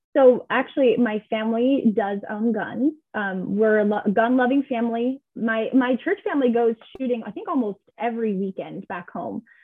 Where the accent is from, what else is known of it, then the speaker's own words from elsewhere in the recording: California, United States; I was born in California.